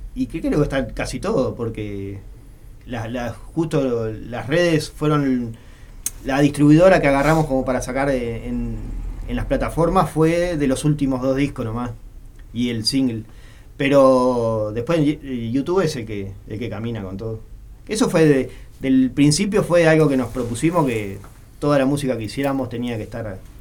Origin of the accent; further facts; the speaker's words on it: Santa María, Montevideo, Uruguay; Yo soy de Santa María, como para el lado de, del Semboa